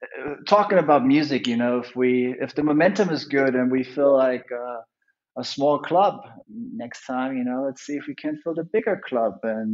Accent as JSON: {"language": "English", "town": "Munich", "region": "Bavaria", "country": "Germany", "tie": "born or raised there", "said": "Yeah, I was born in Munich. I've never left Munich. I traveled around the world."}